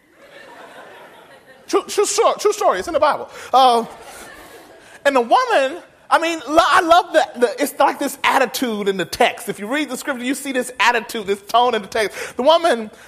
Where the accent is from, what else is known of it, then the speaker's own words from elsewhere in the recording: Mississippi, United States; moved away as an adult; now in California, United States; I remember growing up in Mississippi and God calling me to California. And I moved out to California to work